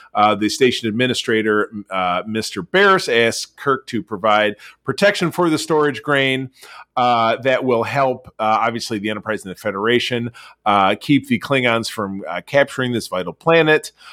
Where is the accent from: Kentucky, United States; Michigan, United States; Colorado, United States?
Michigan, United States; Detroit; in my hometown, uh, of Detroit, Michigan